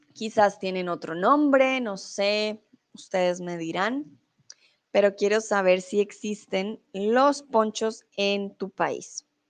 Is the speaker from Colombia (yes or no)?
yes; Bogotá, Colombia; also born or lived in Mexico; now in Germany; yo soy de Bogotá, yo soy Rola.